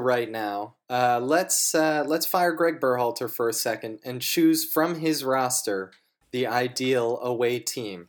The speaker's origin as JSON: {"language": "English", "country": "United States"}